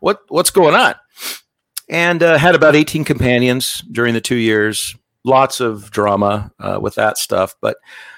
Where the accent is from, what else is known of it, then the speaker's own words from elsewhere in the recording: Las Vegas, Nevada, United States; I was born and raised in Vegas and got time to go on a mission, you know, active family, active in the church.